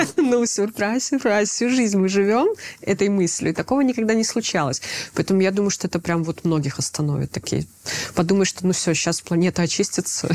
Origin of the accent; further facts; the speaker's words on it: Belarus; moved away; мы белорусы, где бы мы ни оказались